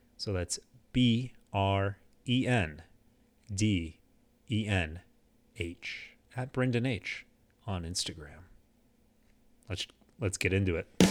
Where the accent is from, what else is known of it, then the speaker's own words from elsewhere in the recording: Houston, Texas, United States; now in Phoenix, United States; I grew up in Houston for the first half of my life, lived there up until two thousand four, uh, then moved here to Phoenix